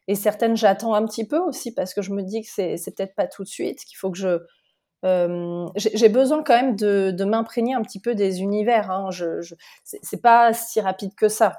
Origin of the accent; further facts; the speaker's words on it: Lyon, Auvergne-Rhône-Alpes, France; je suis de Lyon euh, et je suis euh, donc née en France, mais d'origine portugaise